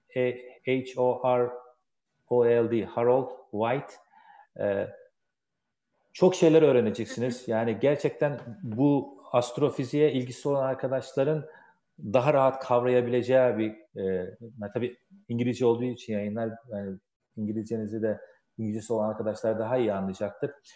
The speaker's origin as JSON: {"language": "Turkish", "country": "Turkey", "moved": "yes", "lives_now": "United States", "said": "Amerika'da da yaşasak gönlümüz Türkiye'de. Türküz."}